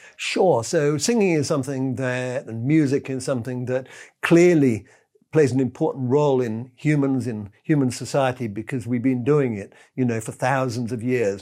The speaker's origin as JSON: {"language": "English", "region": "England", "country": "United Kingdom", "said": "I'm English"}